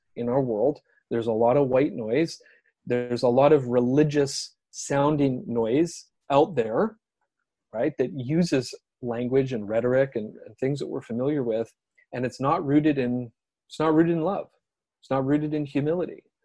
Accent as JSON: {"language": "English", "country": "Canada", "said": "I'm a Canadian, teach social studies"}